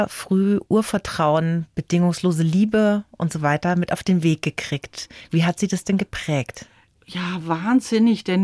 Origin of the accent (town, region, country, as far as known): Viernheim, Hesse, Germany; born or raised there; also born or lived in Croatia